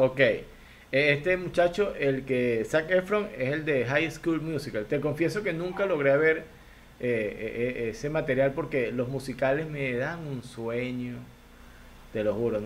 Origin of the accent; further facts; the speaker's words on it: Lara, Venezuela; yo soy guaro, este, de donde yo vengo yo soy guaro